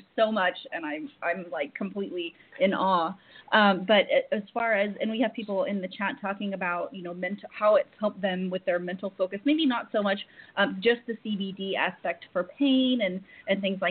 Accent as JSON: {"language": "English", "region": "Oklahoma", "country": "United States", "moved": "yes", "said": "I'm from Oklahoma."}